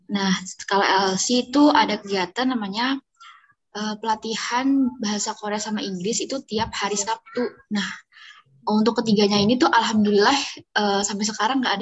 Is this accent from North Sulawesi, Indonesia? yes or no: no; Magetan, East Java, Indonesia; Aku berasal